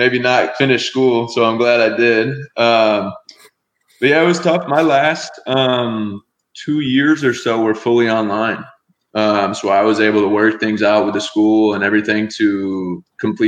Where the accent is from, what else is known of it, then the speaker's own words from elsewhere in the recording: outside of Chicago, Illinois, United States; moved away as an adult; also born or lived in Tucson, Arizona / Chula Vista, California; I grew up outside of Chicago